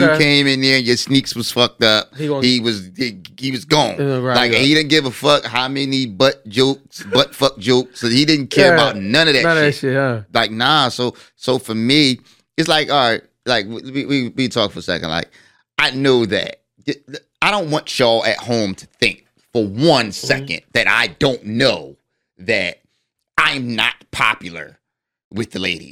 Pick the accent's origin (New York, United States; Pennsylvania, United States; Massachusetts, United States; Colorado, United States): Pennsylvania, United States; Philadelphia; the way that I grew up, right, and where I grew up in North Philly